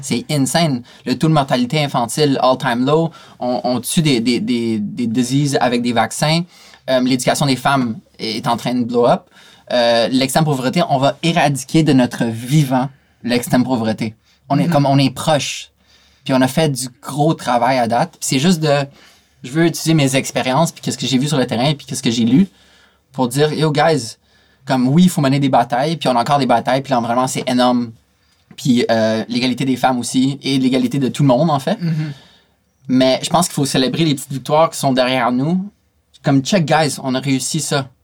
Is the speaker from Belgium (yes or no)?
no; Canada; je viens du Canada